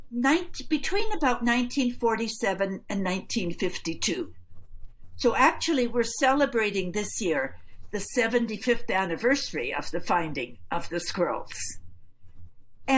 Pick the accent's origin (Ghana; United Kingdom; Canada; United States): Canada; Edmonton, Alberta; moved away; also born or lived in Toronto; I grew up in Edmonton